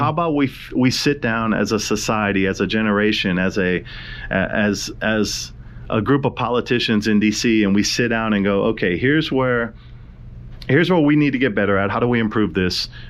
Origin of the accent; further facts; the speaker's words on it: Hawaii, United States; I'm from Hawaii